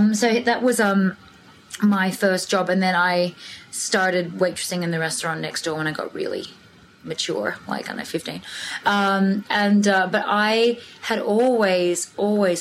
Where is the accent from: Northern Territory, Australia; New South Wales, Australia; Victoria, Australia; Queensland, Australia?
New South Wales, Australia; Sydney; I grew up in Australia, as we know. My parents, my dad was a farmer. They got divorced when I was 5. My mum and I moved to the city